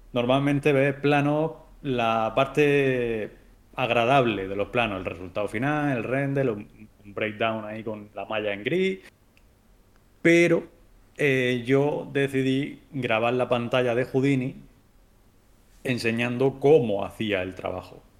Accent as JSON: {"language": "Spanish", "country": "Spain", "said": "tres somos españoles"}